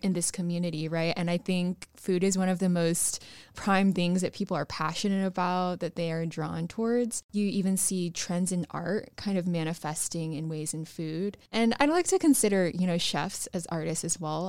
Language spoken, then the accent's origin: English; North Texas, United States; I grew up in North Texas